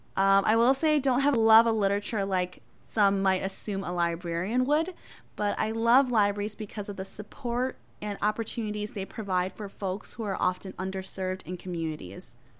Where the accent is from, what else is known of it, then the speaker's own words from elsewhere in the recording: Appleton, Wisconsin, United States; first language Hmong; English is a second language; also born or lived in Thailand; I was born in a refugee camp in Thailand. My family and I moved to the United States and resettled in Appleton, Wisconsin, and I've called it home since then